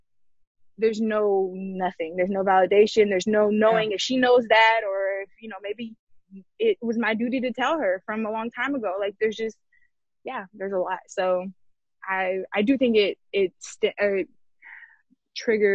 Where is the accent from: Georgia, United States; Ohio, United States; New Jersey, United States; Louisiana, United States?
Georgia, United States; also born or lived in San Diego, California / Long Beach, California; now in California, United States; I am from here, but I was raised in Georgia. That's Georgia, home to me